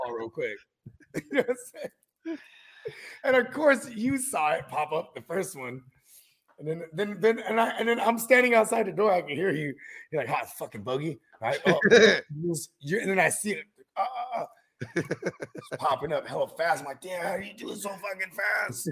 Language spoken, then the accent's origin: English; Canada; I'm from Canada